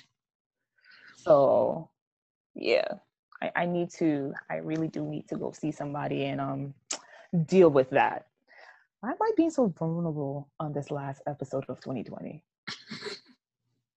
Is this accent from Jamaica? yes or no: yes; Jamaica; I'm so Jamaican